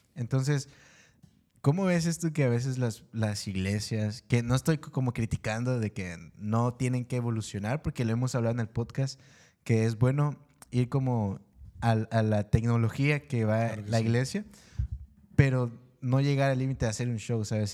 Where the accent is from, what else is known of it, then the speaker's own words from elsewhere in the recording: Guatemala; moved away; yo soy de Guatemala. Y la, cuando yo me vine acá